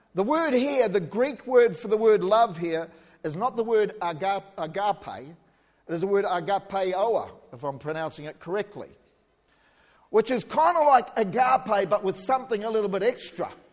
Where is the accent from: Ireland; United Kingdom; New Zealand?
New Zealand; accent: New Zealander; now in Australia; I'm a New Zealander, born in New Zealand